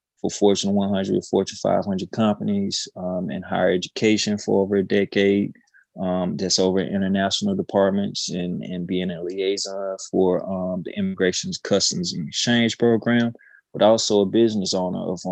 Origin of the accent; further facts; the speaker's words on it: Mound Bayou, Mississippi, United States; also born or lived in Winstonville, Mississippi / Cleveland, Mississippi; I'm from the Mississippi Delta originally, Mount Bayou, by way of Winstonville, in Cleveland.